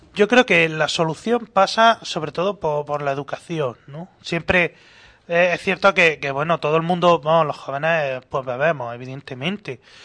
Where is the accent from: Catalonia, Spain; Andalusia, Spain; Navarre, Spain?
Andalusia, Spain; Granada; como granadino que soy